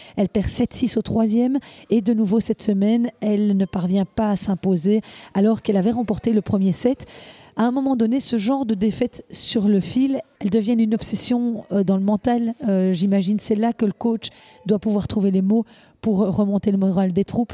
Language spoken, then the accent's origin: French; Belgium; chez nous à Anvers